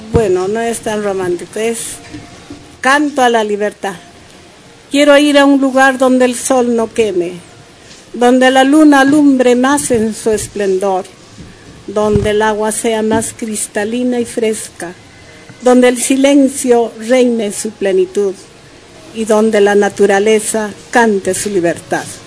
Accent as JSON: {"language": "Spanish", "town": "Huancayo", "region": "Junín", "country": "Peru", "said": "Yo soy de Huancayo"}